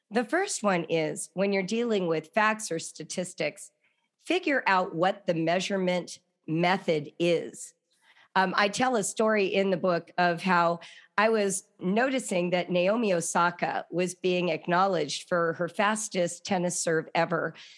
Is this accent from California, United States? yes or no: yes; Los Angeles, California, United States; growing up in Los Angeles